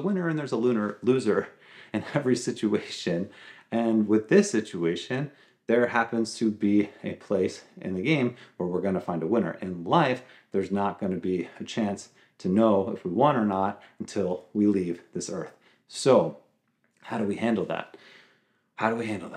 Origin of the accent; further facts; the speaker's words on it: Long Island, New York, United States; I grew up on Long Island